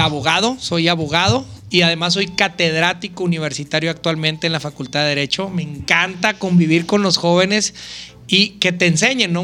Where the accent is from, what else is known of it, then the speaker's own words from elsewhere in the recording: Chihuahua, Mexico; Soy originario, fíjate que yo nací en la colonia Santa Rosa